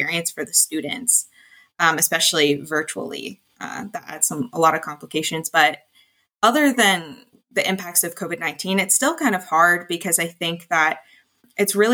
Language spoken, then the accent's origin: English; Ingersoll, Ontario, Canada; I am from Ingersoll, Ontario, as well as all of the co-founders